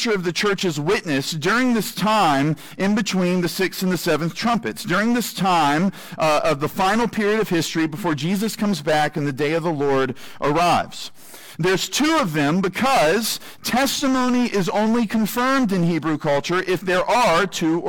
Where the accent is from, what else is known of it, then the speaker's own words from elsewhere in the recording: United States; I'm an American